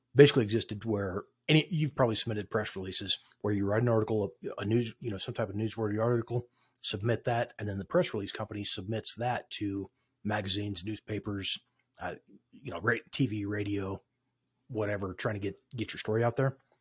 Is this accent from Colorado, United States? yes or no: yes; Craig, Colorado, United States; also born or lived in Westminster, Colorado; now in Grand Junction, United States; grew up in Craig, Colorado